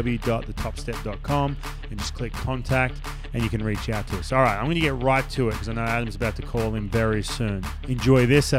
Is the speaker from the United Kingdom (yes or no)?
no; Australia; We're both from Australia.